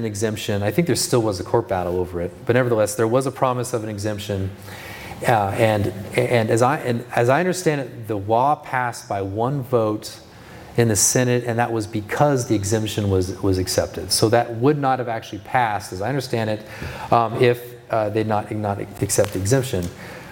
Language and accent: English; California, United States; moved away; I grew up in California